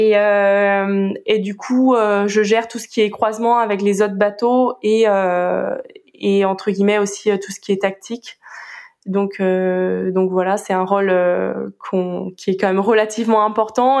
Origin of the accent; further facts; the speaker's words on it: Brittany, France; now in Marseille, France; je préfère dire que je suis bretonne